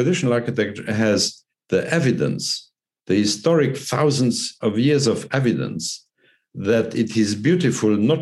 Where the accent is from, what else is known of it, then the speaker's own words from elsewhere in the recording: Luxembourg; I'm from Luxembourg